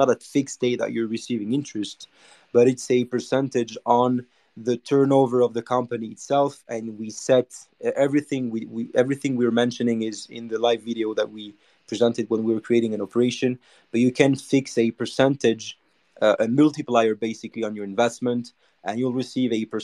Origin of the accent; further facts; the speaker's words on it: Monaco; I'm from Monaco